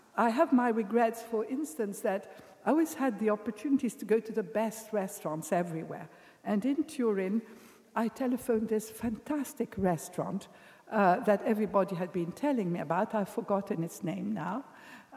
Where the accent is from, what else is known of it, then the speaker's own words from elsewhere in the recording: England, United Kingdom; I'm English